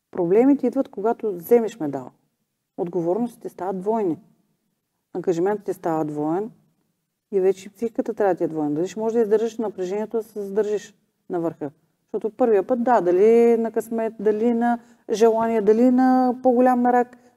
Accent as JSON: {"language": "Bulgarian", "country": "Bulgaria", "said": "Аз и по себе си го знам, че ние като българи не сме, нали, гордеем се с Христотичко, Вали Орнов, Стев Костадинова."}